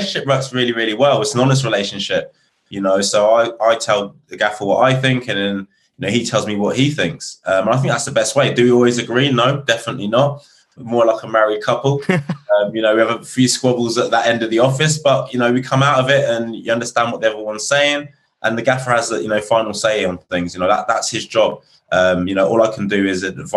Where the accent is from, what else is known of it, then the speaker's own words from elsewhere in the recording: Reading, South East England, United Kingdom; moved away; Reading, which is my hometown.